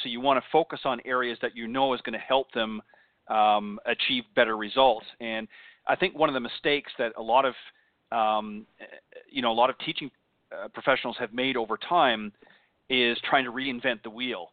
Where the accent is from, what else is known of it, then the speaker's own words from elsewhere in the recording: Canada; now in United States; when I was still back up in, in Canada, of course, as you may or may not know, I'm I'm Canadian uh, born originally